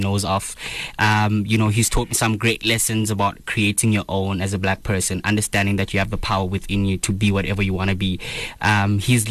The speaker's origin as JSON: {"language": "English", "town": "East London", "region": "Eastern Cape", "country": "South Africa", "moved": "as an adult", "lives_now": "Johannesburg, South Africa", "said": "I'm from the Eastern Cape in East London. Moved up here literally 3 years ago."}